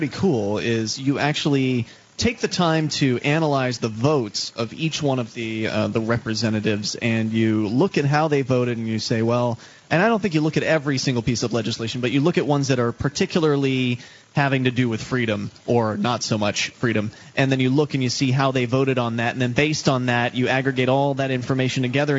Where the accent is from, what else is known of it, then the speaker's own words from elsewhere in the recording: Keene, New Hampshire, United States; Well, I feel like, I mean, we're from the Keene area, and I mean, you and Mark don't live in Keene, but you're still in the area